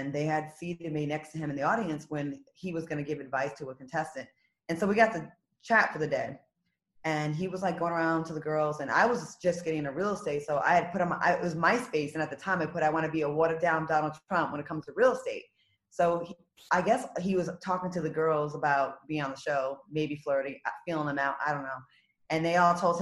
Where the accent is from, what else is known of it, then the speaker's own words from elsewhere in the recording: Rhode Island, United States; moved away as an adult; also born or lived in Los Angeles; I'm from Rhode Island.